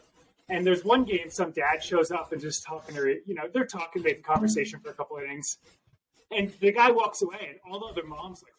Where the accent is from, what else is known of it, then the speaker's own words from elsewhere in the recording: Massachusetts, United States; I grew up in Massachusetts.